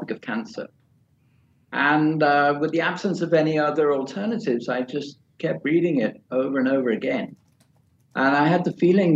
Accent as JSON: {"language": "English", "region": "London", "country": "United Kingdom", "also_born_or_lived": "Florida, United States", "moved": "as an adult", "lives_now": "Malaysia", "said": "to England, to London, where I'm from"}